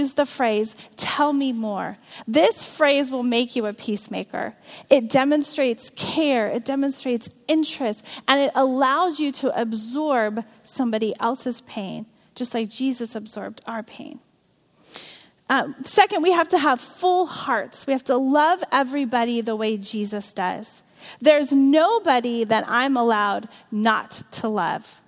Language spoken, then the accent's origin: English; California, United States; I grew up in California